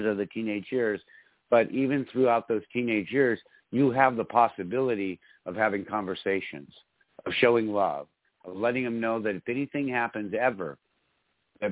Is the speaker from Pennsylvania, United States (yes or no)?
no; Michigan, United States; I grew up in Michigan